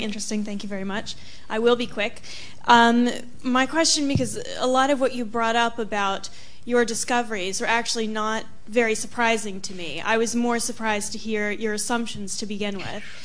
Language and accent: English; United States; as an American Muslim and an American Muslim convert